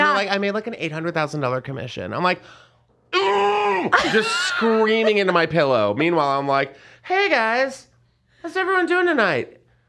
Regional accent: San Antonio, Texas, United States; San Antonio.

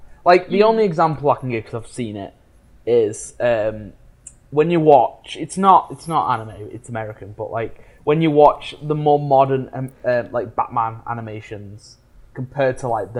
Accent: England, United Kingdom

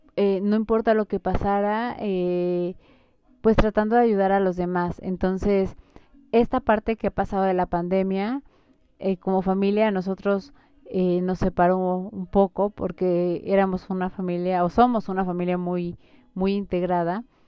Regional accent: Mexico; como mexicanos

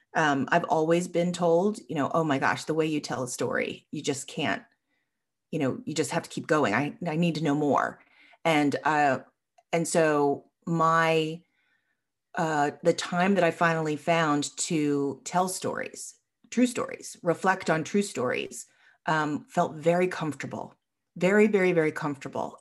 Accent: Long Island, New York, United States; now in Richmond, United States; I grew up on Long Island

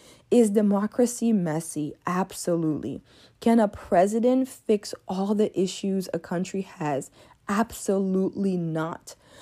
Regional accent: Côte d’Ivoire; Being born and raised in Africa for part of my life gives me a unique perspective on American politics. You see, when I was born, even though I was born in Ivory Coast, the Congo was under the presidency of Mobutu

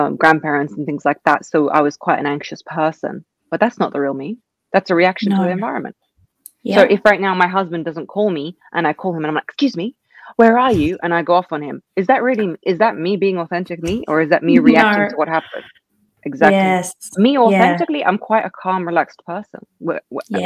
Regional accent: England, United Kingdom; also born or lived in Russia; I was raised in England.

